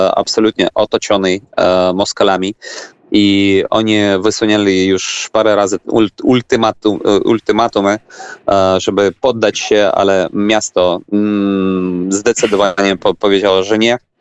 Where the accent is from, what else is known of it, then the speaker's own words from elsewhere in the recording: Ukraine; Polish is a second language; jako Ukrainiec